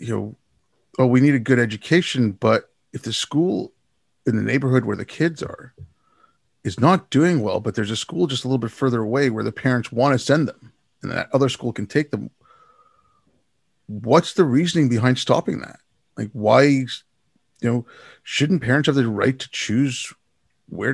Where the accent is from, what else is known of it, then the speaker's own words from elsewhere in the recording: Montreal, Quebec, Canada; also born or lived in India; I was lucky growing up here. My parents came to Canada. We moved to Montreal